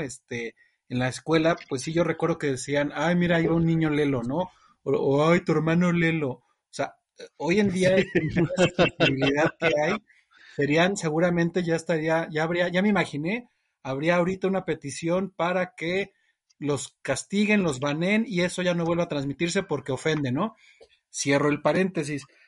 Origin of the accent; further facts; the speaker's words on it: Mexico; Que me escuchaba hablar, pues nos reconocen rapidísimo como mexicanos.